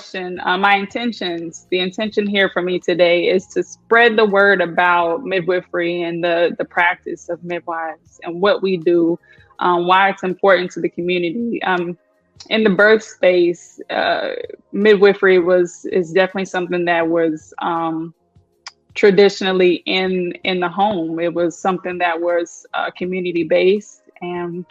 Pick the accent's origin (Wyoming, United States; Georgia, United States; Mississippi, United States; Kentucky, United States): Kentucky, United States; now in Florida, United States; I am originally from Kentucky. All my people are from Kentucky.